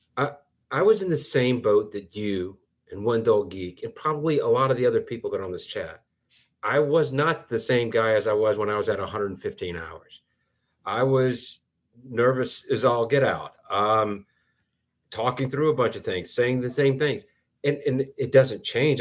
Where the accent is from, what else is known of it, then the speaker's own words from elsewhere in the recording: Thomaston, United States; moved away; my hometown of Thomaston